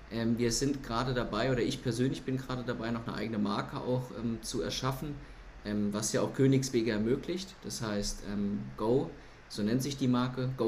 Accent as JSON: {"language": "German", "town": "Lohnsfeld", "region": "Rhineland-Palatinate", "country": "Germany", "tie": "born or raised there", "also_born_or_lived": "Kaiserslautern", "said": "geboren bin ich in Kaiserslautern. Ähm, dort bin ich auch eine Zeit lang aufgewachsen, laut Rebube, und ähm, bin dann später nach Lohnsfeld gezogen als mein Bruder auf die Welt kam"}